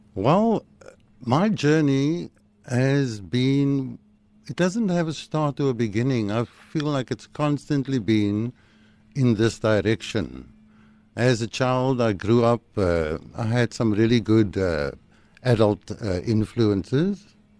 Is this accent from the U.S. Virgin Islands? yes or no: no; Cape Town, Western Cape, South Africa; also born or lived in Woodstock, Cape Town; I grew up in Manenberg. Uh, I was born in Woodstock, and at the age of two, we moved to Manenberg.